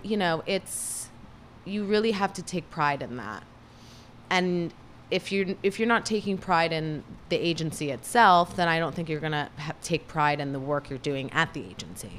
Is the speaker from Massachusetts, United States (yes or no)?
no; Cleveland, Ohio, United States; now in Los Angeles, United States; I grew up in Cleveland, Ohio